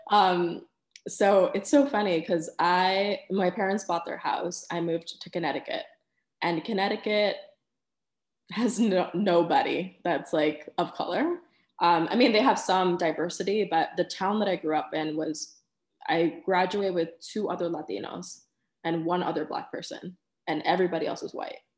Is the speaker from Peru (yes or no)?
yes; Peru; I I'm Peruvian American, I haven't always lived there